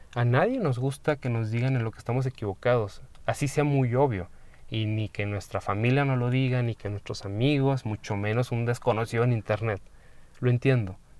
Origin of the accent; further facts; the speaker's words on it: Mexico; como persona, como em, mexicano, como medio latino